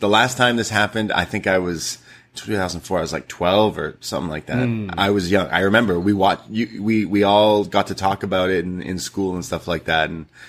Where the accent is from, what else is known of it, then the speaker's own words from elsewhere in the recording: Toronto, Ontario, Canada; I am from Toronto growing up.